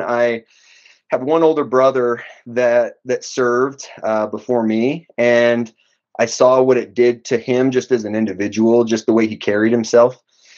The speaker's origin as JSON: {"language": "English", "town": "Kirtland", "region": "New Mexico", "country": "United States", "said": "A small town named Kirtland. So we don't even have an airport where I live."}